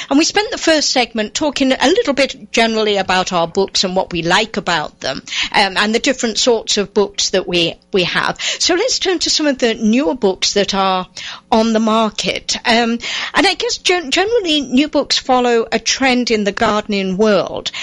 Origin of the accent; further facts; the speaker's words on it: England, United Kingdom; now in United States; find gardens in England, um, obviously coming from there